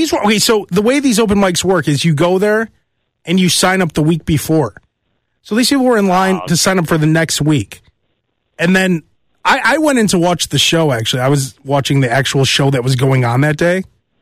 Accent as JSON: {"language": "English", "region": "New York", "country": "United States", "said": "I'm from New York, right?"}